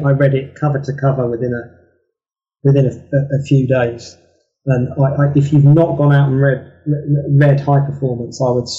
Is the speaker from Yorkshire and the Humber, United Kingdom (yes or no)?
no; Kent, South East England, United Kingdom; I'm from Kent in England, and they came from the middle of Kent.